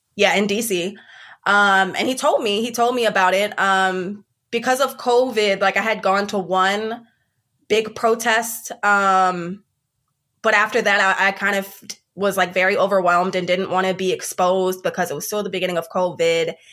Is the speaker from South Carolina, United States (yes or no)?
yes; Columbia, South Carolina, United States; I, for the most part, I grew up in Columbia, South Carolina